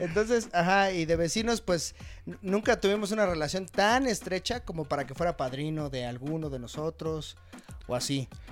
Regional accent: Chimalhuacán, State of Mexico, Mexico; moved away; desde que me salí de Chimalhuacán

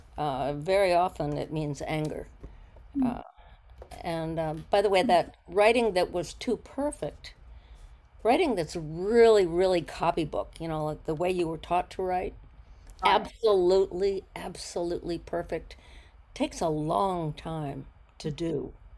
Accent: Ohio, United States; moved away as an adult; also born or lived in Maryland; now in Weston, United States; we moved to Ohio from Maryland

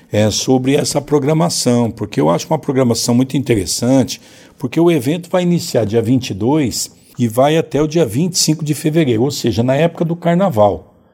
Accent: São Paulo, Brazil; moved away as an adult; eu nasci em São Paulo, na capital, sou paulistano, morri até 19 anos.

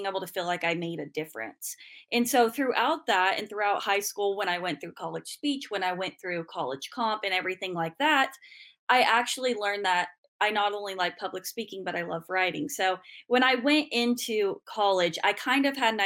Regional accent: Ingalls, Kansas, United States; I'm from Western Kansas originally, from the tiny town of Ingalls.

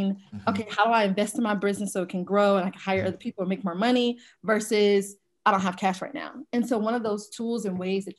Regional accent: Atlanta, Georgia, United States; I'm originally from Atlanta, Georgia.

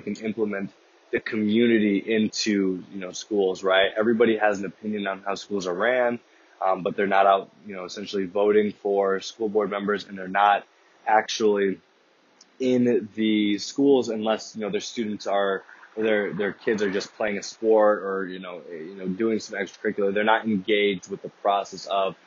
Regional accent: Chicago, Illinois, United States; I am from Chicago, Illinois

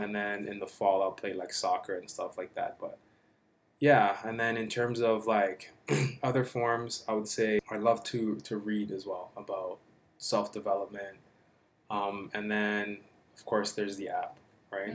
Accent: Toronto, Ontario, Canada; I grew up like in Regent Park, just down the street, like not too far from here

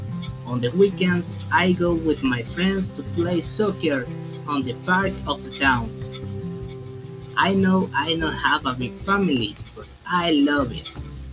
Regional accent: Boca del Río, Veracruz, Mexico; English is a second language; also born or lived in Paso del Toro, Veracruz; I am Mexican. I was born in Boca del Río, Veracruz. But I live in a little town called Paso del Toro, obviously with my family. I am single, but I live with my parents

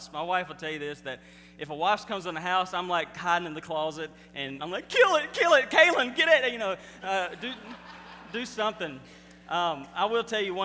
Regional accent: Mississippi, United States; I'm from Mississippi, and we don't say anything right

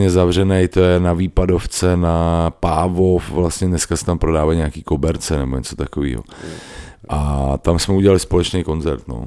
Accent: Brno, South Moravian Region, Czechia; my jsme z Brna, vy jste z Jelavy, vypadněte

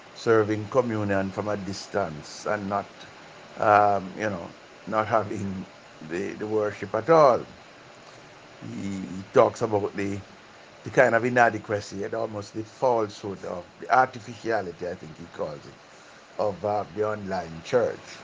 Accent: Jamaica

